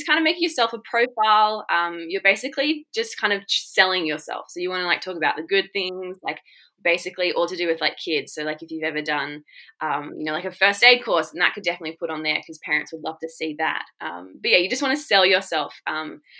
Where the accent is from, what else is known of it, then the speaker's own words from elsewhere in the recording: Shoalhaven, New South Wales, Australia; also born or lived in United Kingdom; I come from a really great town called Cobarra Beach in the Shoalhaven of Australia. I've lived there pretty much all my life and have been very blessed to grow up here.